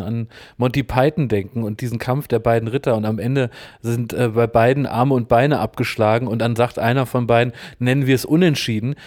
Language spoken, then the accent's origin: German; Berlin, Germany; ich bin ja gebürtiger Berliner